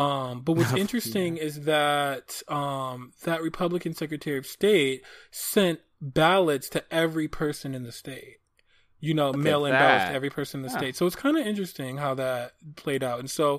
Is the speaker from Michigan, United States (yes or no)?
yes; Michigan, United States; Michigan, my home state